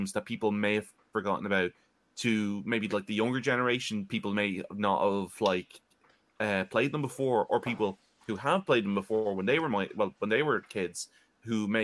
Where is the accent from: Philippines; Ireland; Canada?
Ireland; I'm from Ireland. I am 28 and a half years old.